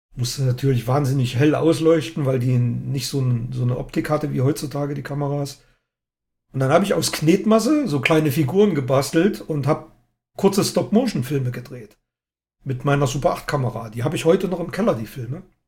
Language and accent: German; East Germany, Germany; born or raised there